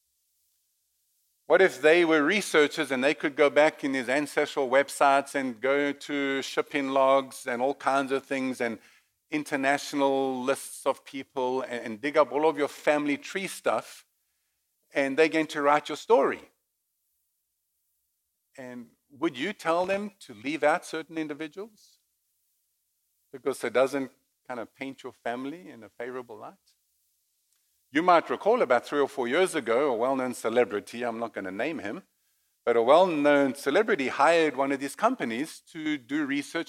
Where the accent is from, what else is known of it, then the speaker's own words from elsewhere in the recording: Johannesburg, Gauteng, South Africa; I was born in Rosettenville, which is a neighboring suburb of Johannesburg